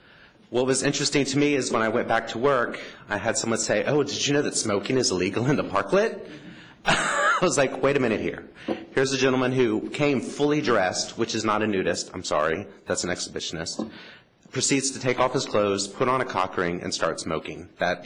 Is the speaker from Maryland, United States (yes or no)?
no; Oklahoma, United States; moved away as an adult; now in San Francisco, United States; I live and I also work and play in the Castro. I moved here from Oklahoma 6 years ago